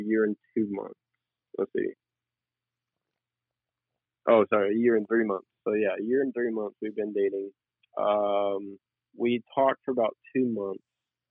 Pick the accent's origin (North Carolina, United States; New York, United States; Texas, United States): Texas, United States; Denton; moved away as an adult; Denton, which is my hometown